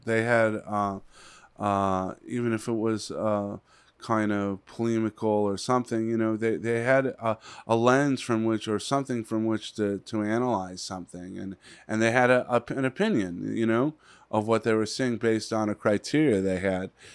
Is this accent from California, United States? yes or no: yes; Los Angeles, California, United States; also born or lived in Palm Desert; when I was a little kid growing up in the San Fernando Valley